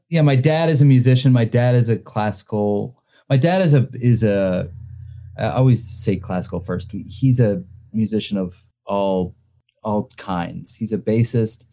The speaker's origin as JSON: {"language": "English", "town": "Greensboro", "region": "North Carolina", "country": "United States", "tie": "born or raised there", "also_born_or_lived": "Winston-Salem, North Carolina / New York", "moved": "as an adult", "said": "growing up in North Carolina"}